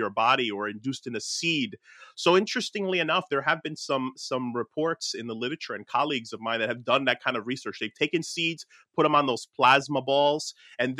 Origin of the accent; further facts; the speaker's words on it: Newark, New Jersey, United States; my hometown of like Newark, New Jersey